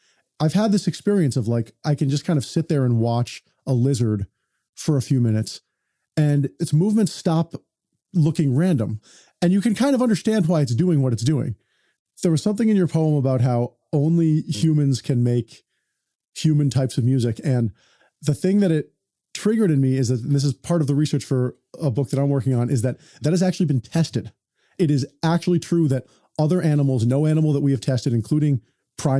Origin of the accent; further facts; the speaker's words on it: Boston, Massachusetts, United States; also born or lived in New York; now in Los Angeles, United States; I was born in Boston. I moved to New York, and now I live in Los Angeles